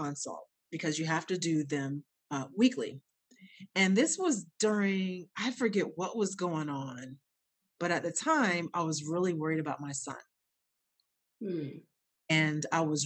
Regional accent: Ohio, United States; I'm from Ohio. I grew up in Ohio

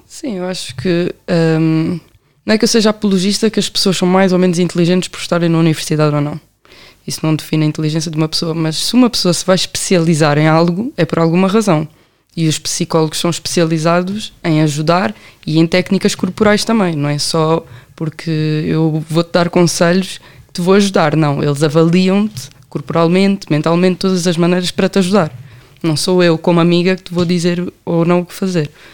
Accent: Amadora, Lisbon, Portugal; also born or lived in Belém, Lisbon; nasci em Belém, mas sempre nasci, sempre cresci na Amadora

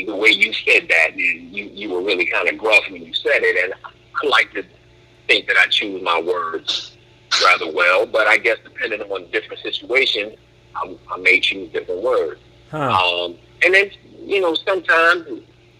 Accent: Philadelphia, Pennsylvania, United States; I grew up in Philly

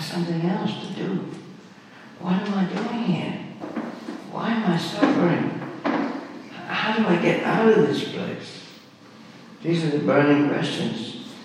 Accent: Birmingham, West Midlands, United Kingdom; I was born in Birmingham, I was born in the UK, born just after the war

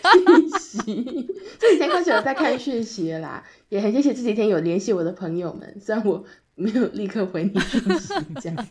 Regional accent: Tainan, Taiwan; also born or lived in Taipei; 就因为我从大学到研究所，在台北待非常久的时间，对吧？其实台南就有一点像是稍微有点小休假的时候回家而已。

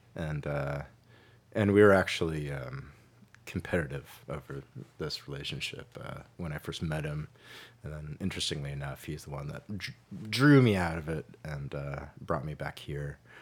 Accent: Santa Cruz, California, United States; moved away as an adult; also born or lived in Colorado / East Coast / Catskill Mountains, New York; now in San Francisco, United States; I was born in Colorado, but I, uh, grew up in Santa Cruz

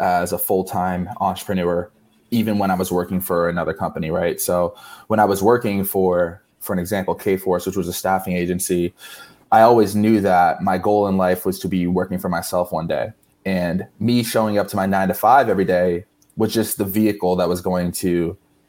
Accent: Barnstable, Massachusetts, United States; also born or lived in Boston; now in Miami, United States; Originally, I'm from Cape Cod, Massachusetts, specifically town of Barnstable

